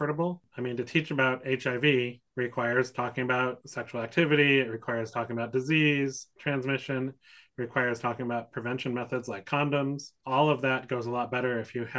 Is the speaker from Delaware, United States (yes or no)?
no; Wisconsin, United States; now in San Francisco, United States; I grew up in Wisconsin and went to middle school and high school